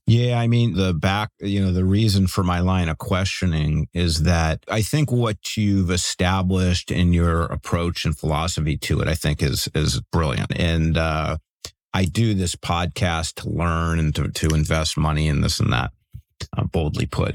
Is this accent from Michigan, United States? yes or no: no; Cleveland, Ohio, United States; now in Bay Area, United States; even though I live in the Bay Area, I'm actually from Cleveland